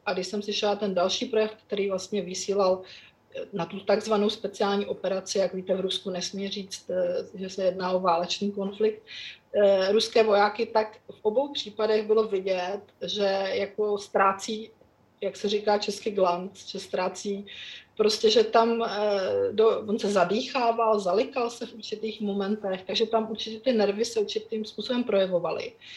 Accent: Czechia; kteří jsme vyrostli za Československa

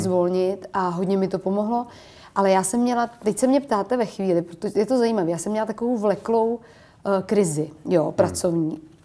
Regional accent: Prague, Czechia; já jsem do té doby v podstatě jezdila u nás v Čakovicích na kole a měla jsem takový hodně dětský dětství

